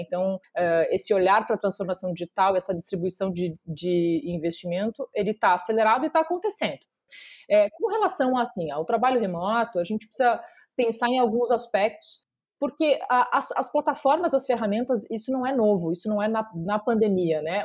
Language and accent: Portuguese; Porto Alegre, Rio Grande do Sul, Brazil; moved away as an adult; now in São Paulo, Brazil; eu sou natural de Porto Alegre